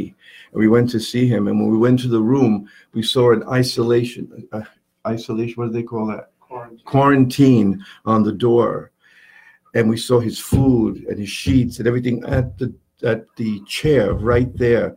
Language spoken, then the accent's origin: English; New York City, New York, United States; also born or lived in Long Island / Puerto Rico; now in Yarmouth Port, United States; I was born and raised in in Manhattan in New York